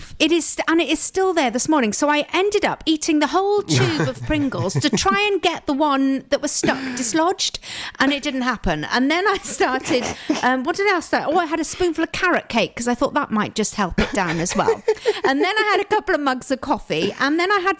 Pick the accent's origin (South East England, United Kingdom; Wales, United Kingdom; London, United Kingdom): Wales, United Kingdom; we're Welsh